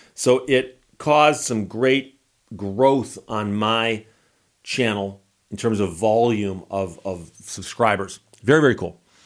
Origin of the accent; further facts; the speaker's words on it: Birmingham, Michigan, United States; I grew up in Birmingham, Michigan